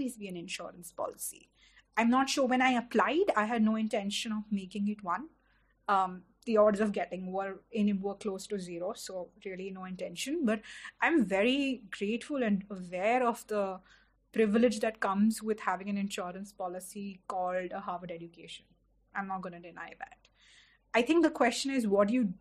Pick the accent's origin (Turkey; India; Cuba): India; Delhi; I had lived in Delhi all my life, but I didn't know Delhi beyond a Connaught Place because I grew up in South Delhi